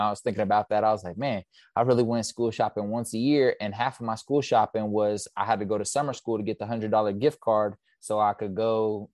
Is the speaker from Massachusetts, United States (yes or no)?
no; Kansas City, Missouri, United States; moved away; also born or lived in San Diego / Santa Cruz, California / Los Angeles; but I'm originally from Kansas City, Missouri.